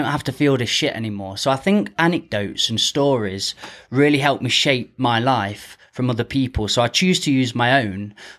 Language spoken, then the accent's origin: English; Ripley, United Kingdom; Ripley, born and bred.